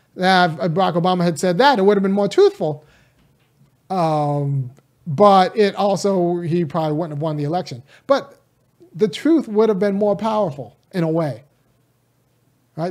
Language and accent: English; California, United States; also born or lived in Bay Area, California / Chicago / Boston; I'm from California, state run by Democrats